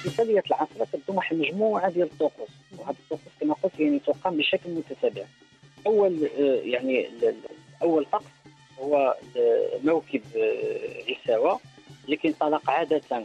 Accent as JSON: {"language": "Arabic", "country": "Morocco", "said": "احنا كمغاربه"}